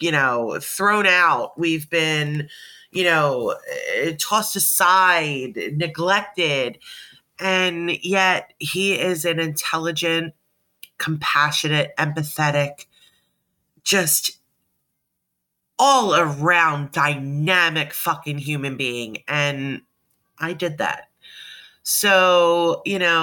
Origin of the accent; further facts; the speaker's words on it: Delaware County, Pennsylvania, United States; I was born and raised in the Philadelphia, Delaware County / Delco area of Pennsylvania.